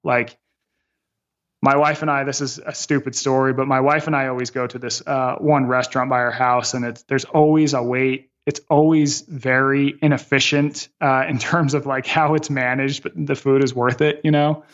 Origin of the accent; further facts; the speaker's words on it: Las Vegas, Nevada, United States; my hometown of Las Vegas